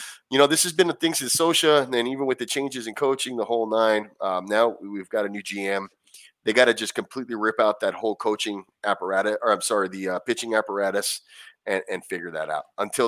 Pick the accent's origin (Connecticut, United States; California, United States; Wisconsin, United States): California, United States; Anaheim; I grew up going there, and it's, you know, I'm from Anaheim originally, so that was right down the street.